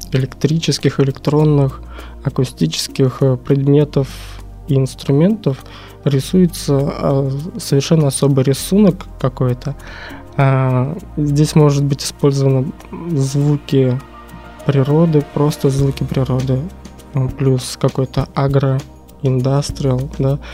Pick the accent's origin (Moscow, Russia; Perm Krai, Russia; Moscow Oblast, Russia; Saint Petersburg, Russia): Saint Petersburg, Russia; moved away; родился соответственно, в этом городе, в Ленинграде вот еще в Советском Союзе. Э, прожил много разных жизней в разных местах, э, кроме Питера. Вот вернулся сюда где-то в седьмом году.